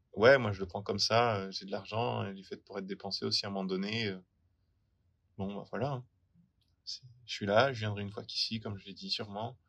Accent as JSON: {"language": "French", "country": "France", "moved": "as an adult", "lives_now": "Melbourne, Australia", "said": "je suis français"}